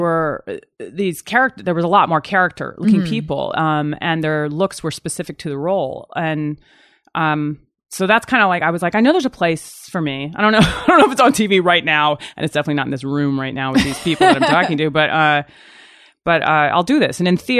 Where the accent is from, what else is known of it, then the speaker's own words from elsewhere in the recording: Virginia, United States; go back to like I'm from Virginia and I go there